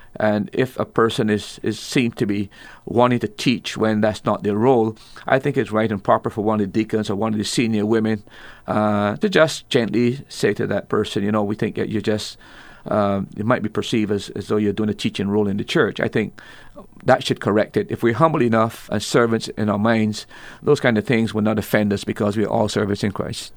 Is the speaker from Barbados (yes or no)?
yes; Barbados; I'm from Barbados